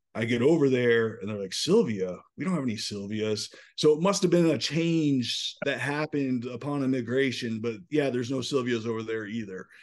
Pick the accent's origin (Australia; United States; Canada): United States; Newport, Rhode Island; moved away as an adult; also born or lived in upstate New York; I grew up right outside Newport, Rhode Island